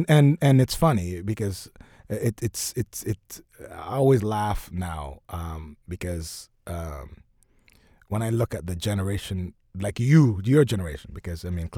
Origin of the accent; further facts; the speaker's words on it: Oakville, Ontario, Canada; also born or lived in Jamaica; I'm from Oakville.